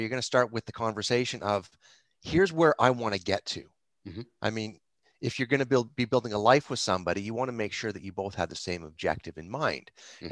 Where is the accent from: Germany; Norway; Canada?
Canada; Mississauga, Ontario; also born or lived in Toronto / Etobicoke / Hamilton; I grew up in Mississauga